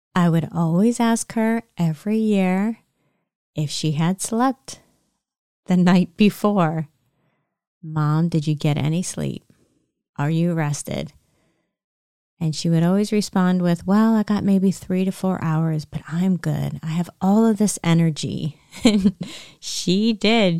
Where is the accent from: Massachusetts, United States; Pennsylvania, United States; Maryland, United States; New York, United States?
Pennsylvania, United States; Lancaster County; I grew up in Lancaster County, Pennsylvania